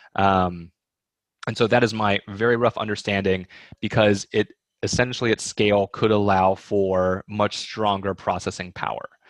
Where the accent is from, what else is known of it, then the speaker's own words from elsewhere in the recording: East Texas, United States; moved away; also born or lived in Hong Kong; half Chinese and half Swedish and growing up in East Texas